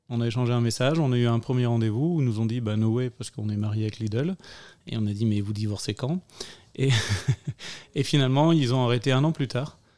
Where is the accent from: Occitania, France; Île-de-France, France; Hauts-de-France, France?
Hauts-de-France, France; Lille; now in Belgium; euh, je suis français, je viens de Lille